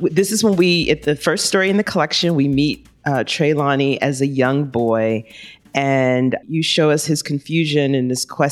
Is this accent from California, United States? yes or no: no; Florida, United States; when I was growing up in Florida